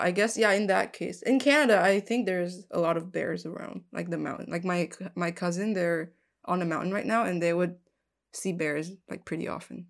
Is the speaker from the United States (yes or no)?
no; southern Taiwan, Taiwan; moved away; I grew up in Taiwan, like in the south part of Taiwan